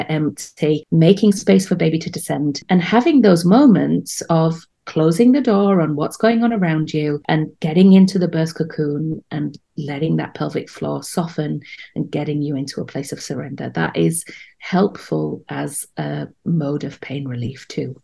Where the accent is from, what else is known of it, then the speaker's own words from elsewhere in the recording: United Kingdom; accent: British; moved away as an adult; now in Amsterdam, Netherlands; my accent betrays the fact that I'm British